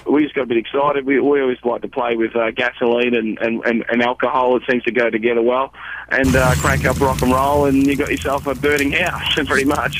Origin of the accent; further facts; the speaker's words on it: Australia